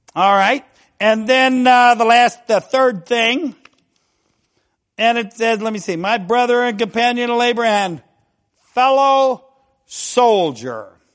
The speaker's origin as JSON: {"language": "English", "region": "Ohio", "country": "United States", "said": "we're from Ohio"}